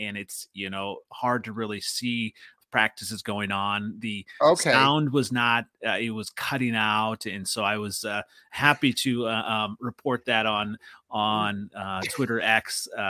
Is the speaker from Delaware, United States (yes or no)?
no; Iowa, United States; also born or lived in Minnesota; now in Wisconsin, United States; So actually, I grew up in Iowa, and I still have the VHS of the …